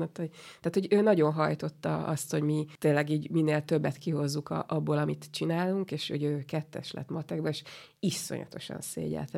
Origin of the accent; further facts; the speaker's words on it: Budapest, Hungary; ott együtt élt három generáció egy udvarban, és akkor on, on születte, oda születtünk mi is